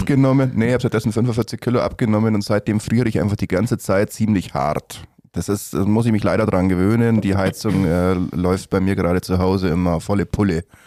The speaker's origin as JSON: {"language": "German", "town": "Gersthofen", "region": "Bavaria", "country": "Germany", "tie": "born or raised there", "said": "ich bin in Gersthofen aufgewachsen"}